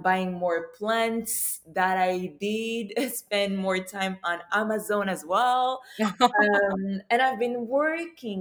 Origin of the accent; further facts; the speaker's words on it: Morocco; moved away as an adult; also born or lived in Ivory Coast; now in Montreal, Canada; I lived in Morocco for 10 years.